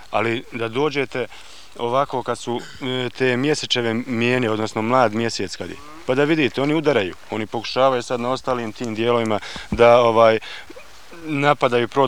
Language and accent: Croatian; Bosnia & Herzegovina; kad dođem u tu Srbiju, ja se ne osjećam kao Srbin, nego se osjećam kao Bosanac. I mene čitavog će života proganjati bosanac, bosanac. Ja nisam bosanac, ja sam srbin.